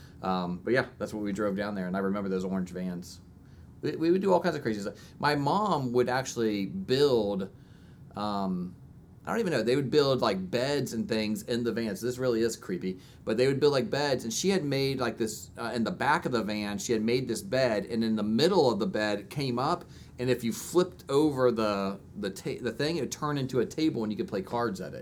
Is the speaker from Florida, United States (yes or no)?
yes; Orlando, Florida, United States; I grew up in Orlando, Florida